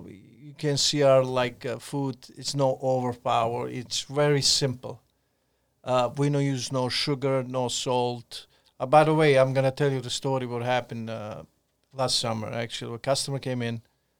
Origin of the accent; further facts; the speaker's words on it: Montenegro; born there; I was born in Montenegro, mixed parents. My mom is Croatian and Montenegrin.